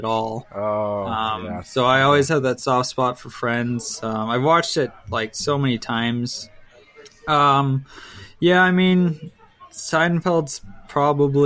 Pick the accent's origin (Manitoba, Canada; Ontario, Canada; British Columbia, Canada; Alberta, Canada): British Columbia, Canada; Clayton, Okanagan; now in Kelowna, Canada; I split the weekend between Kelowna and my hometown, Clayton